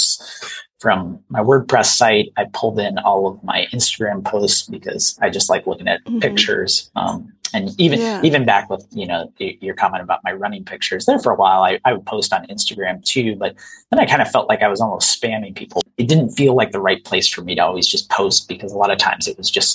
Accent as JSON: {"language": "English", "region": "Iowa", "country": "United States", "tie": "born or raised there", "moved": "yes", "said": "I grew up in Iowa"}